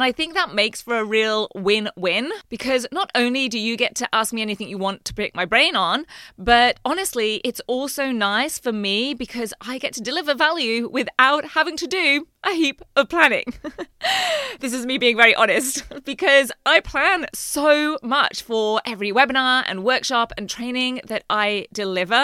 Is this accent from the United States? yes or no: no; England, United Kingdom; now in Queensland, Australia; growing up in England